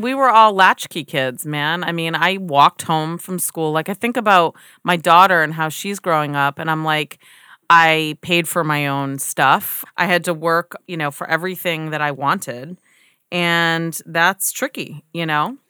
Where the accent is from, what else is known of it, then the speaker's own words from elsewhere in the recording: United States; as an American, we grow up with this standard